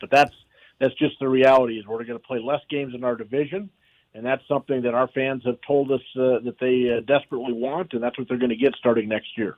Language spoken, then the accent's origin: English; Bismarck, North Dakota, United States; moved away; my hometown of Bismarck, North Dakota